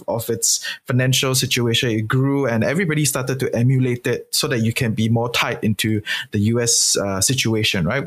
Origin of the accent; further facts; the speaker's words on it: Singapore; as a Singaporean